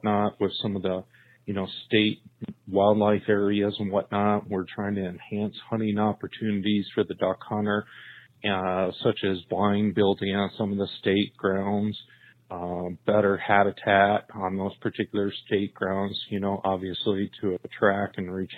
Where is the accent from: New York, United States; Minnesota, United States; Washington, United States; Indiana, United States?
New York, United States; St. Lawrence River, upstate; moved away as an adult; also born or lived in California; now in Illinois, United States; I grew up on the St. Lawrence River in upstate New York